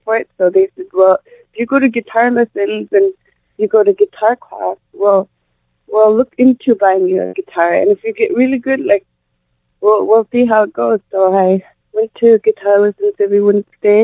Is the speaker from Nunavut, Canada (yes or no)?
yes; Sanikiluaq, Nunavut, Canada; first language Inuktitut; I'm a singer from Senekiluaq, Nunavut. I sing in my language. I speak Inuktitut from where I'm from.